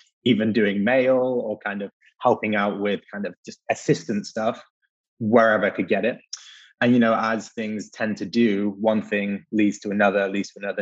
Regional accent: England, United Kingdom; moved away as an adult; also born or lived in Leeds, England; now in New York, United States; my accent might give me away, but I'm based in New York now, but I'm not originally from here. So if we rewind all the way to the north of England, to Leeds, where I went to university

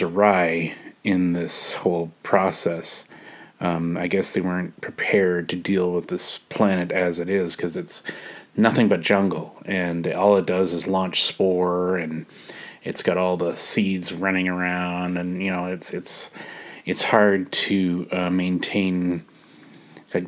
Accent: Canada; I'm a Canadian

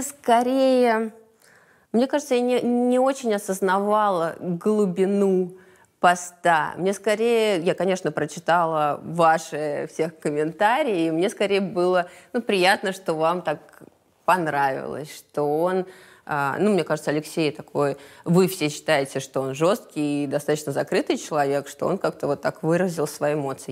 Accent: Moscow, Russia; Я из Москвы. Я родилась и выросла в Москве

